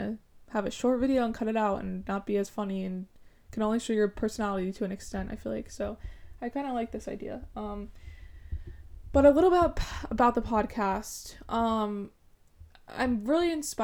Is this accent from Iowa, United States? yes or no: no; Madison, Connecticut, United States; I'm from Madison, Connecticut, and I'm currently a college student